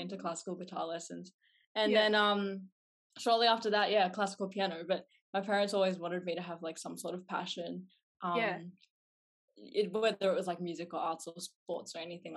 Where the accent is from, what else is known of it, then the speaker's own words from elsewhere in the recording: Melbourne, Victoria, Australia; I'm 18 years of age now. And I'm from Southeast Melbourne.